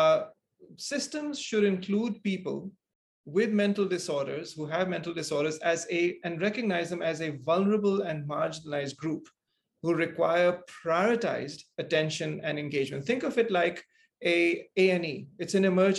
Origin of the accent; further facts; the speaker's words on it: Singapore; growing up in Singapore